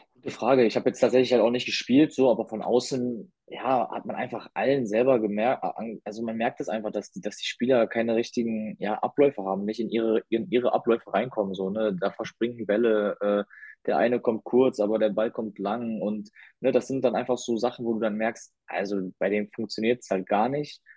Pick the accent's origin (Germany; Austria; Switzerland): Germany; Essen, North Rhine-Westphalia; moved away; ich bin in Essen groß geworden